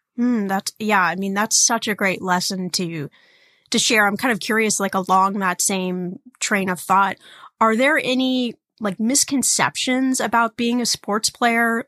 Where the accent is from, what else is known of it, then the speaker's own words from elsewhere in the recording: Indiana, United States; I was born in Indiana, which makes me a Hoosier.